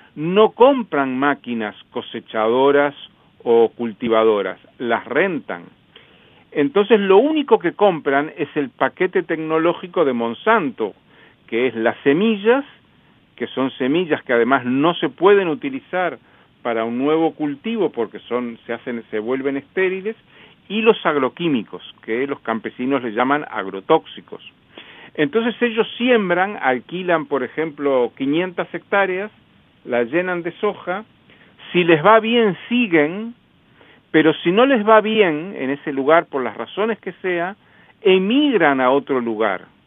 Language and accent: Spanish; Uruguay; also born or lived in Montevideo; soy uruguayo, vivo en Montevideo